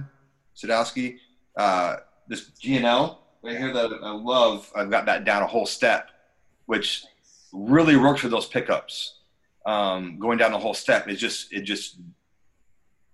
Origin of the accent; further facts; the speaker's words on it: Lake Placid, New York, United States; moved away; also born or lived in New England; I am from Lake Placid, New York.